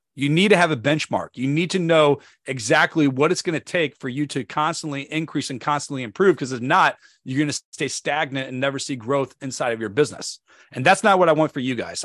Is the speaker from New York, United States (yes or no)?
no; St. Louis, Missouri, United States; now in Northern Virginia, United States; Saint Louis, Missouri. If you've never been there, that is my hometown. That is where I'm from.